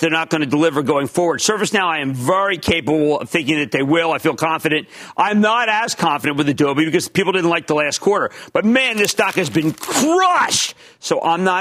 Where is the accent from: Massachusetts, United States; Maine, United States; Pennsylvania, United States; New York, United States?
Pennsylvania, United States; my home state of Pennsylvania.